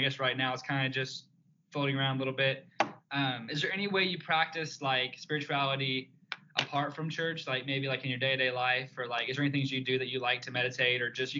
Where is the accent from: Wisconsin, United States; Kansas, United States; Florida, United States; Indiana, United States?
Indiana, United States; Evansville; moved away as an adult; now in Louisville, United States; And then I was raised in Evansville, Indiana, so I'm not from Louisville. I came to school here, so it's like 2.5 hours away. So I'm from Evansville. Didn't really know anybody in Louisville, but I moved here